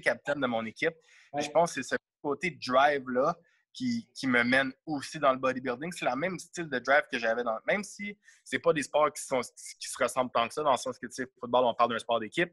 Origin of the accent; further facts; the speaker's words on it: Montreal, Quebec, Canada; je viens de Montréal